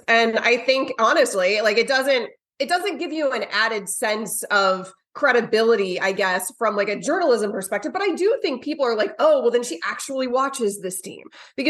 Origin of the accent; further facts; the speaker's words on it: Florida, United States; I didn't grow up watching the Dolphins at all. I mean, I grew up in Bucks territory.